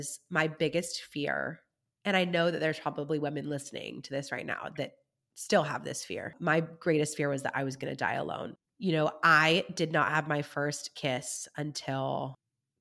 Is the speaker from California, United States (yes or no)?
yes; California, United States; moved away as an adult; also born or lived in Germany / Kentucky; I did not move back home to California